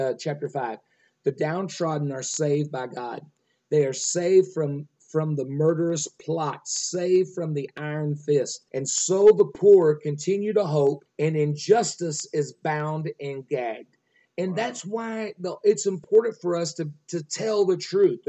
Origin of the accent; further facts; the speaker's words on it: Nocona, Texas, United States; also born or lived in Quanah, Texas; I was raised in Nocona, in Quanah, grew up in Nocona